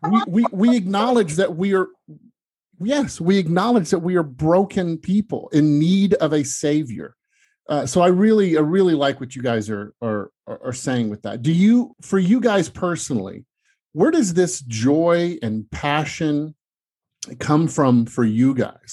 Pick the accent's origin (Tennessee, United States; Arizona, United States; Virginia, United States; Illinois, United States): Tennessee, United States; Memphis; now in Los Angeles, United States; I grew up in Tennessee in Memphis